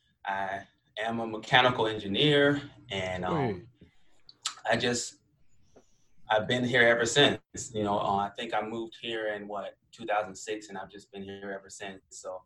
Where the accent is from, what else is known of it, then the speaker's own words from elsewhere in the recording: Chicago, Illinois, United States; now in Virginia, United States; I'm originally from Chicago. I moved to the South due to my father joining the military.